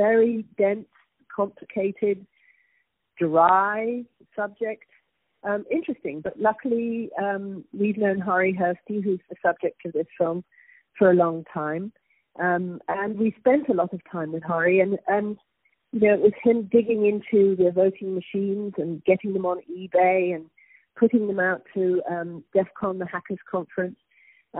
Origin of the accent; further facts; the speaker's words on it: United Kingdom; now in New York, United States; I am originally British, but I've been living in New York since 1983